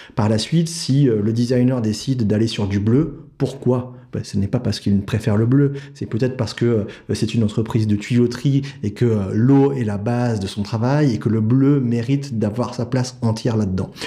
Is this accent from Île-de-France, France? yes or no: yes; Paris, Île-de-France, France; je viens de Paris. Euh, j'ai fait toutes mes études à Paris.